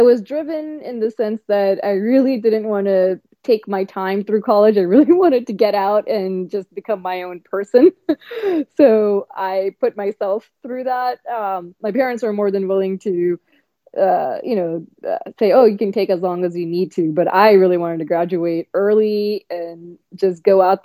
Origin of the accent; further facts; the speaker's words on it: eastern part of the U.S., East Coast, United States; I was in the middle of the eastern part of the U.S. and really being growing up in this country